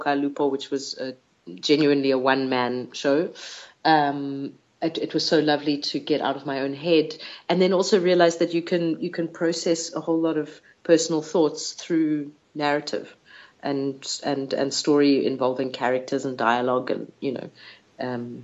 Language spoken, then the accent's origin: English; South Africa; I'm a South African Jew.